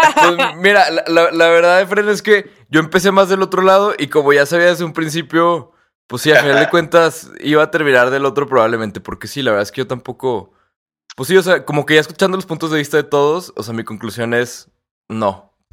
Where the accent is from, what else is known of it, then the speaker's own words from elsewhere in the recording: Torreón, Coahuila, Mexico; aquí en Torreón, que nosotros somos de Torreón